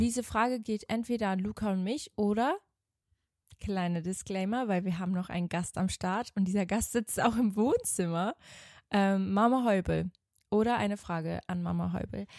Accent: Switzerland; born or raised there; accent: Swiss German; moved away as an adult; now in Germany

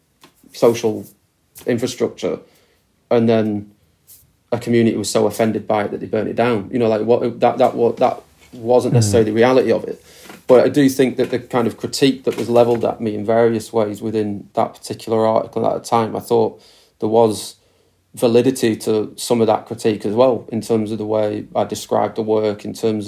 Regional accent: Preston, North West England, United Kingdom; moved away as an adult; also born or lived in Glasgow; now in Preston, United Kingdom; I grew up in Preston, left at 18, 19 to go to university

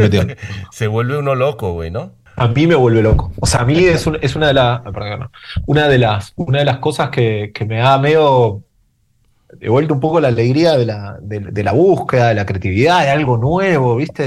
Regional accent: Mendoza, Argentina; now in Madrid, Spain; yo soy de Mendoza, Mendoza

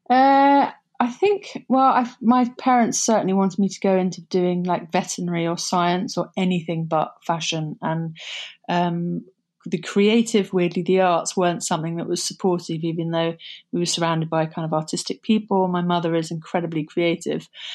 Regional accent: Somerset, South West England, United Kingdom; moved away; also born or lived in London; Growing up in Somerset was um, bucolic. It was, uh, we were, grew up in the middle of nowhere on a, a cider farm overlooking the Somerset levels.

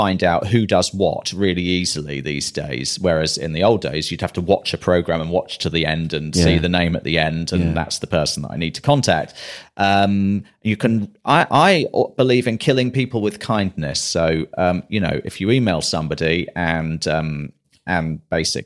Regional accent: London, United Kingdom; also born or lived in Manchester; I was in London all of my life, other than when I was at Manchester at university.

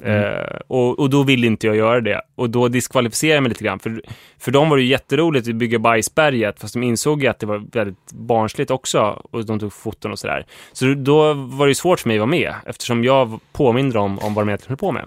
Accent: Huddinge, Stockholm County, Sweden; jag växte upp i Huddinge

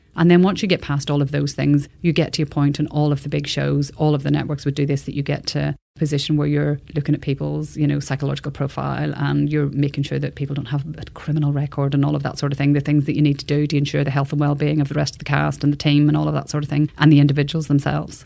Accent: Belfast, Northern Ireland, United Kingdom; moved away as an adult; also born or lived in Dublin, Ireland / New Zealand; now in Australia; growing up in Belfast in the 70s was great

